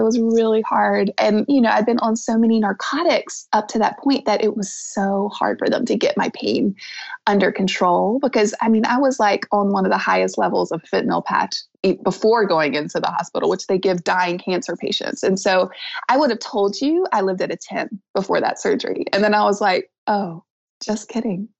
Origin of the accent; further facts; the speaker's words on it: the South, United States; I'm from the South